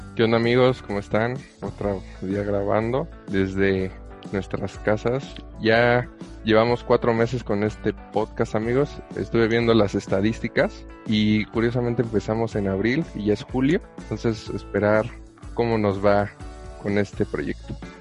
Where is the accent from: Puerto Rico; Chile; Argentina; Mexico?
Mexico; como buen mexicano